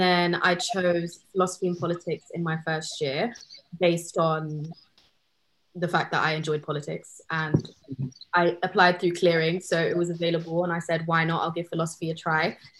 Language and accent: English; London, United Kingdom; moved away as an adult; also born or lived in Canterbury; I was one of those ones born and raised in London